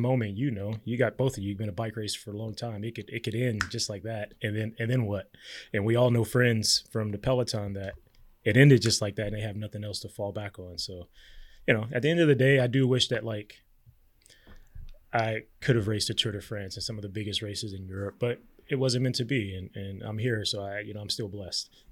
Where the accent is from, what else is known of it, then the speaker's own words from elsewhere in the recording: Compton, California, United States; I grew up in Compton, California.